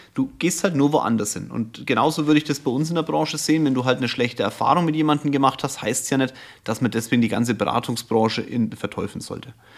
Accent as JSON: {"language": "German", "area": "Franconia", "region": "Bavaria", "country": "Germany"}